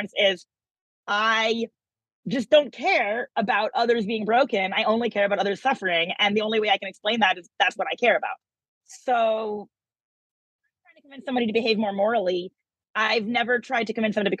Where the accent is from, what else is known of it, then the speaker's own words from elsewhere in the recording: United States; I'm American